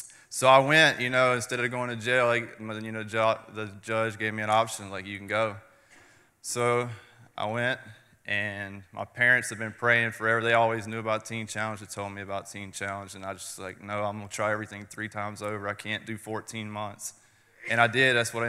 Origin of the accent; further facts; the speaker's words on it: Charlotte, North Carolina, United States; I'm from Charlotte, North Carolina